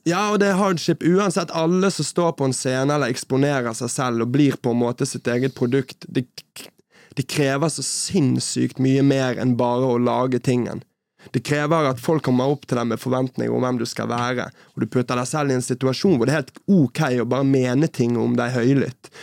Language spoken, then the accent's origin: Norwegian; Bergen, Vestland, Norway; moved away as an adult; also born or lived in Oslo; Så, men Bergen er jo hjemmet mitt. Jeg kommer fra Bergen